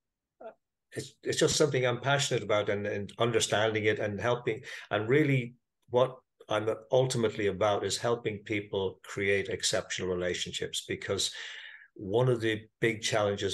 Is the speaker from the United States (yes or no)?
no; Ireland; I am Irish. I live in Dublin